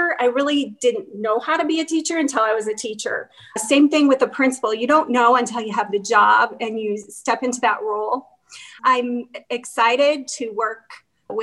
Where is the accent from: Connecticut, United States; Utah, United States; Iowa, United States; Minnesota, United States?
Iowa, United States; Hinton; moved away as an adult; also born or lived in Montana; now in Las Vegas, United States; I grew up in Hinton, Iowa